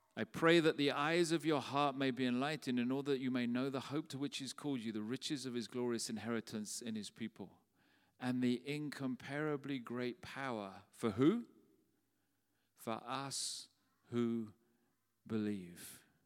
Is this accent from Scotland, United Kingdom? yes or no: no; London, United Kingdom; When I was a young boy in the church where we grew up in South London